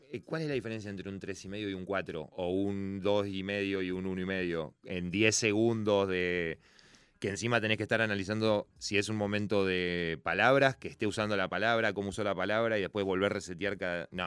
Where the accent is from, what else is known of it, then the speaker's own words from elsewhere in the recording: Argentina; El fútbol sí nos encanta como argentinos